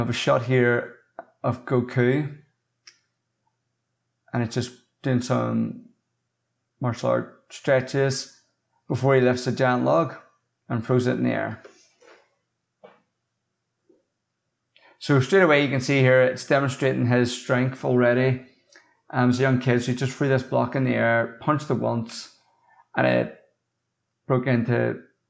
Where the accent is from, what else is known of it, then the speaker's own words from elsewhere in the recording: Northern Ireland, United Kingdom; I'm not from America. I'm from Northern Ireland